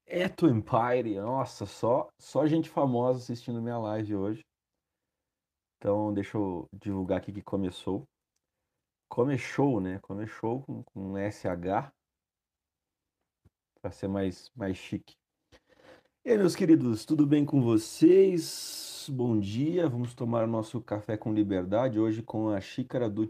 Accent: Rio Grande do Sul, Brazil; estou de manguinha porque eu sou gaúcho e eu não sinto frio.

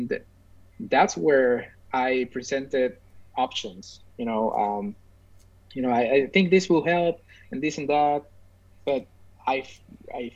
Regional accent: San Juan, Puerto Rico; I'm from Puerto Rico, as we already said. I'm specifically from San Juan, which is the capital of Puerto Rico

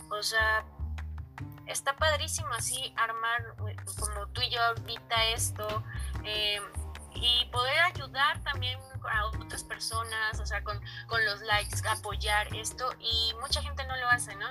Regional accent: Mexico City, Mexico

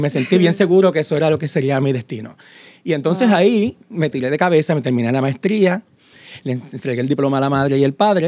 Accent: Isabela, Puerto Rico; yo soy un niño de Isabela

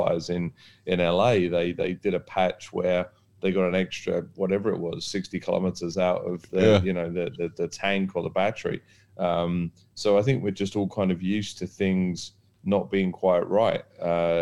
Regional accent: United Kingdom; now in Dubai, United Arab Emirates; being British

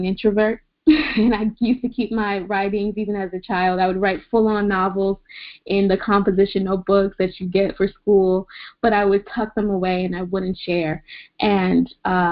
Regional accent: New York City, New York, United States; moved away; I am originally from Queens, New York.

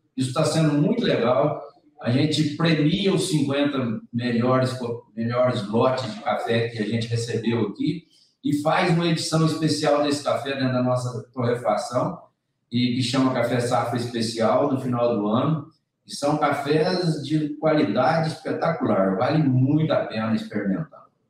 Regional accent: Brazil; nós, como brasileiros, como grandes consumidores de café

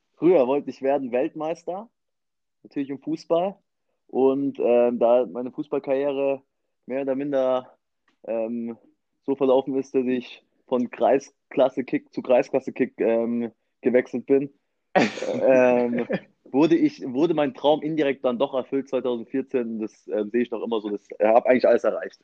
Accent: Munich, Bavaria, Germany; Ich komme aus dem Elternhaus, bin noch immer im Elternhaus, hier im, im schönen München

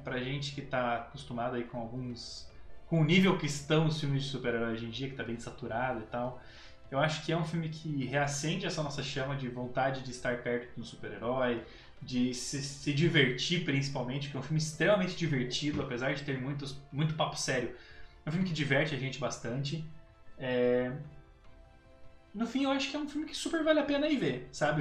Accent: Brazil; como brasileiro

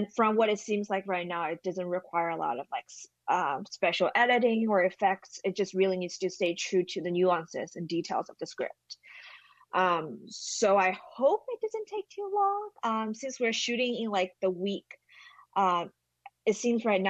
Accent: China; English is a second language; moved away; I'm from China

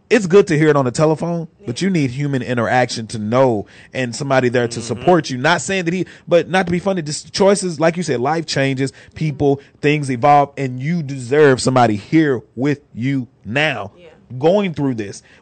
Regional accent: Chicago, Illinois, United States; Nah, I'm from Chicago.

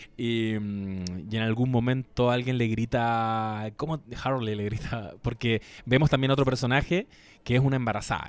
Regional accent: Chile

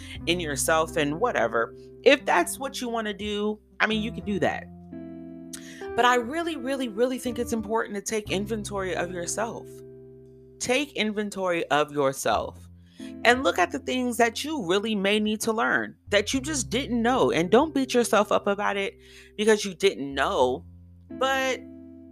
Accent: California, United States; moved away as an adult; also born or lived in DMV area (Washington, D.C. metropolitan area); now in Washington, D.C. area, United States; I was from California

